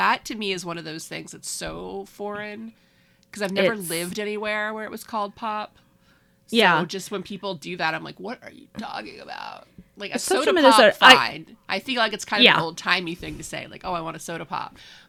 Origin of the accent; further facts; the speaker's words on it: the South, United States; accent: Southern; I could feel my Southern accent coming back.